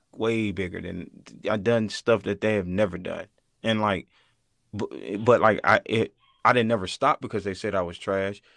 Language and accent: English; Mississippi, United States; moved away; also born or lived in Arkansas; I was from Mississippi, and I started doing music in Arkansas